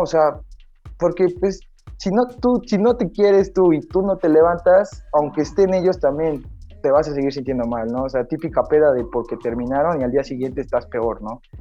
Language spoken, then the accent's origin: Spanish; Mexico; also born or lived in Playa del Carmen; soy mexicano, estoy bajito